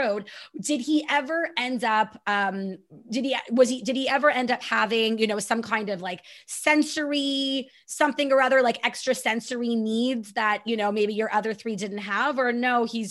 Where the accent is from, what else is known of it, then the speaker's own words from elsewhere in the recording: Canada; I'm so Canadian